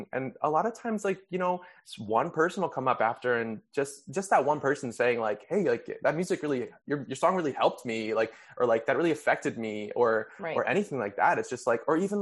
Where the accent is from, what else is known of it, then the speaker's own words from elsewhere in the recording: Wisconsin, United States; moved away as an adult; also born or lived in Texas / New York; now in Los Angeles, United States; I moved from Texas to Wisconsin